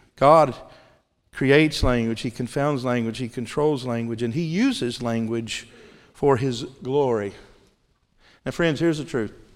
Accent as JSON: {"language": "English", "region": "Mississippi", "country": "United States", "said": "I'm from Mississippi"}